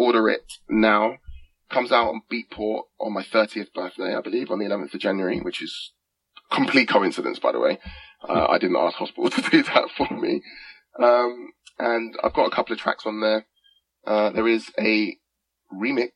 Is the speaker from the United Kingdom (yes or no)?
yes; England, United Kingdom; accent: English; I rap in an English accent. I rap in my accent